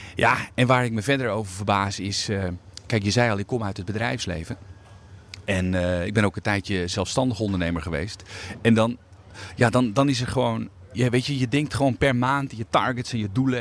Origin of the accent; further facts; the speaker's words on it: Netherlands; Ik ben een inwoner van Nederland met een, eh, eh, een, bijzondere status